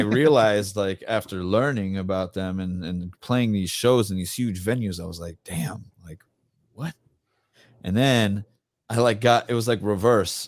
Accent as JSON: {"language": "English", "town": "Tampa", "region": "Florida", "country": "United States", "tie": "born or raised there", "said": "I'm born and raised in Tampa"}